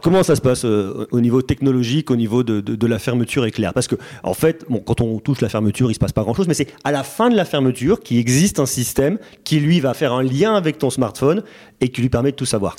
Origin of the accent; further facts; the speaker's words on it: Auvergne-Rhône-Alpes, France; je suis auvergnat